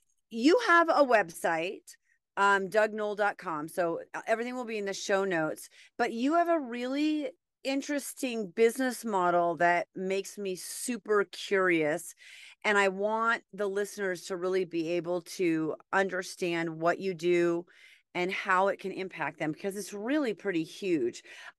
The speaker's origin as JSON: {"language": "English", "region": "New England", "country": "United States", "said": "I'm from New England."}